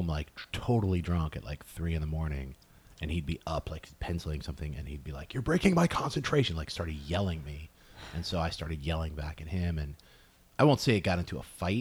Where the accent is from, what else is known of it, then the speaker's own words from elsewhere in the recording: West Haven, Connecticut, United States; moved away as an adult; also born or lived in Chicago; now in Los Angeles, United States; I grew up in Connecticut, West Haven, Connecticut